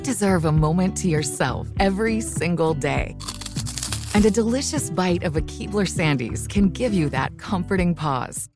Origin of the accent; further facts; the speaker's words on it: North Carolina, United States; from my home state of North Carolina